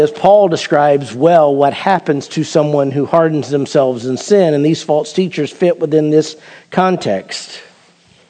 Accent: Perry, United States; I grew up in Perry. You can't grow up in Perry without hunting some

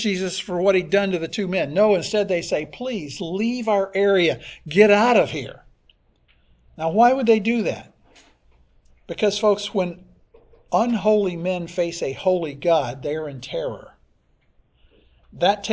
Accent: Pinellas County, Florida, United States; I grew up here in Pinellas County when it was far more rural than it is now

